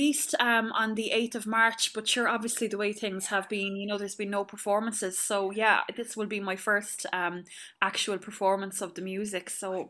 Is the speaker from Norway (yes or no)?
no; Clonmel, Munster, Ireland; moved away; growing up in Clonmel, I went to the Sisters of Charity and went to the Loretto.